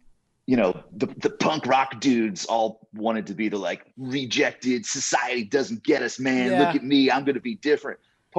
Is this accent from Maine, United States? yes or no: yes; Maine, United States; moved away; also born or lived in Seattle / Portland; I grew up in Maine, about 2 hours northeast of Boston.